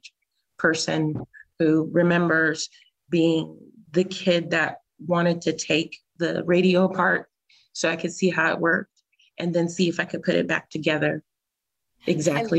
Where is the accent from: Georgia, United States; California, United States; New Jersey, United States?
California, United States; moved away; we're both from California too.